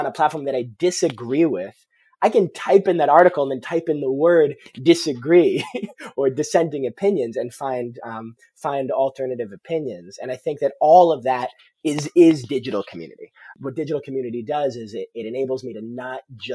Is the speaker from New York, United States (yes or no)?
no; Providence, Rhode Island, United States; Growing up in Providence, Rhode Island